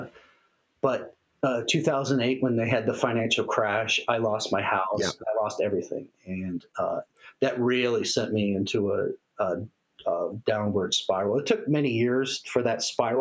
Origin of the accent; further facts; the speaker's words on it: Castle Rock, Colorado, United States; I grew up in Castle Rock, Colorado, which is in Douglas County